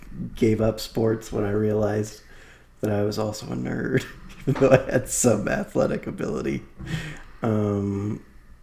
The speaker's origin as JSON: {"language": "English", "town": "Seattle", "region": "Washington", "country": "United States", "tie": "born or raised there", "said": "since I was growing up in Seattle"}